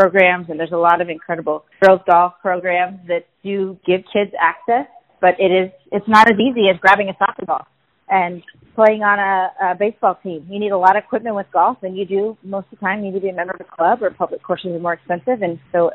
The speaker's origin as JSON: {"language": "English", "town": "Sacramento", "region": "California", "country": "United States", "tie": "born or raised there", "said": "In Sacramento, we didn't have those type of events, and we didn't even have a girls' high school team. So I played on the boys' high school team"}